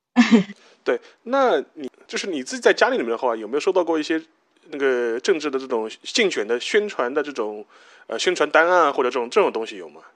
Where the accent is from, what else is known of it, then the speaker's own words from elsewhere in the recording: China; 我们作为中国人有，就我们自己的立场